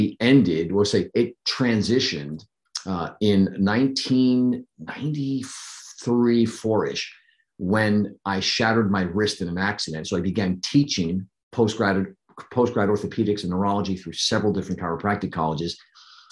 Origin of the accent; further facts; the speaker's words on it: New Jersey, United States; moved away as an adult; also born or lived in Pennsylvania; I grew up in New Jersey. The formidable years were spent in New Jersey up until I was 20